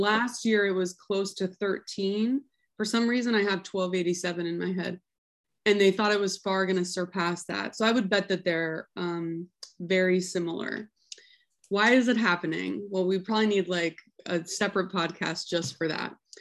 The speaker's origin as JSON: {"language": "English", "town": "Sandy", "region": "Oregon", "country": "United States", "tie": "born or raised there", "said": "I'm an Oregon kid. I grew up outside of Portland."}